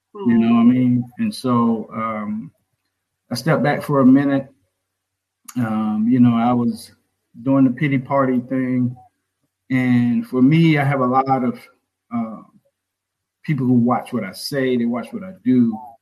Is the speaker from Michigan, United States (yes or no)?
no; Orangeburg, South Carolina, United States; born or raised there